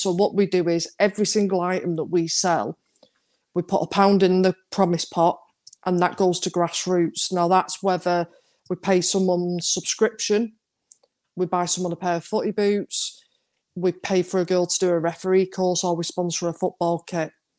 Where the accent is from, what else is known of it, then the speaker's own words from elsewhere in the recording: Stockport, North West England, United Kingdom; So I grew up opposite county. I grew up on Arnold Street.